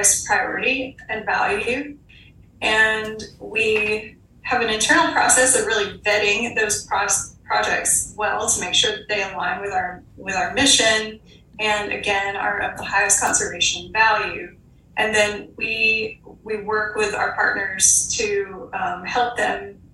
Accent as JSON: {"language": "English", "area": "Southern Appalachia", "region": "Eastern Tennessee", "country": "United States", "tie": "born or raised there", "said": "I was born and raised in Southern Appalachia in Eastern Tennessee."}